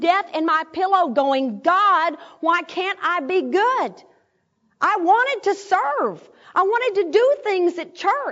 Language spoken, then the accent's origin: English; Arkadelphia, Arkansas, United States; moved away; my hometown in Arkadelphia